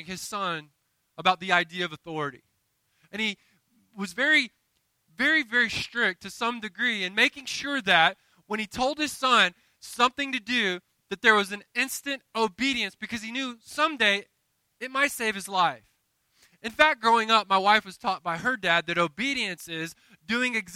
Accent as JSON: {"language": "English", "region": "the South", "country": "United States", "said": "I'm from the South"}